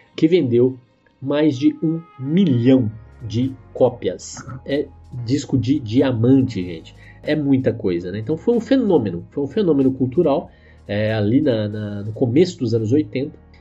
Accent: Aparecida do Taboado, Mato Grosso do Sul, Brazil; a cidade Aparecida do Taboato, que na verdade hoje fica em Mato Grosso do Sul, que é a terra onde eu cresci

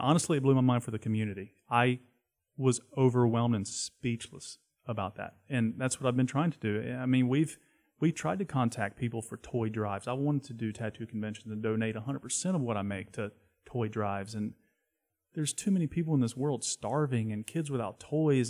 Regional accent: Charlotte, North Carolina, United States; I grew up skateboarding in Uptown

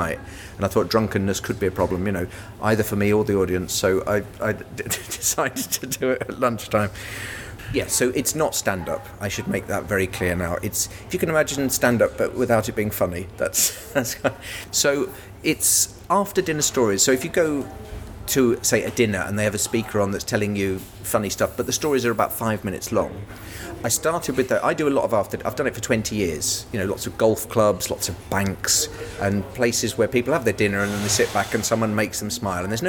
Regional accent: England, United Kingdom; accent: English; my English accent

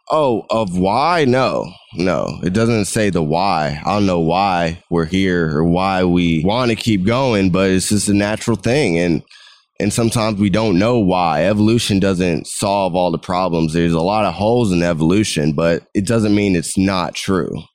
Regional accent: United States; I was growing up in America

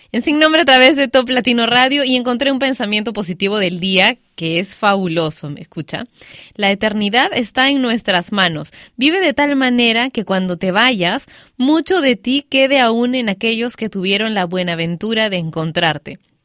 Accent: Peru; moved away; yo también soy peruana

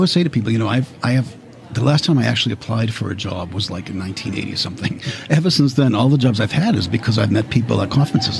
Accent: New England, United States; now in New York, United States; You know, I'm from New England, where the existence of every library is defined by the political parameter of a incorporated city or a town.

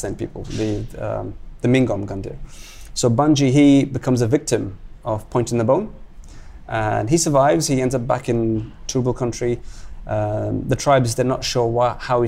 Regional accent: London, United Kingdom; moved away as an adult; also born or lived in Kuwait / Pakistan (parents); now in Brisbane, Australia; I was born in Kuwait. I lived there for the first 10 years of my life. And then I moved to London. I grew up in London. I'm British

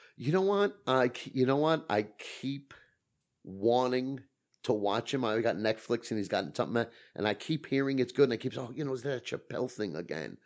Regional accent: New York City, New York, United States; I grew up in Brooklyn

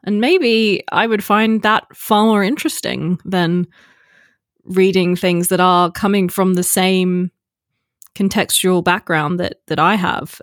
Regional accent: Australia; also born or lived in Texas, United States; I grew up in Australia

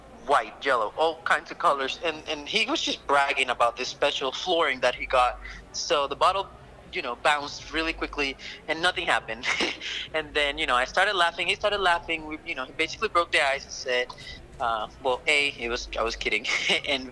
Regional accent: Caracas, Capital District, Venezuela; my hometown, Caracas

